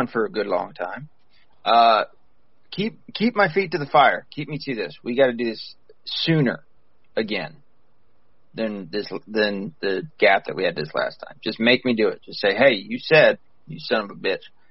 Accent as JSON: {"language": "English", "region": "the South", "country": "United States", "said": "we're both from the South"}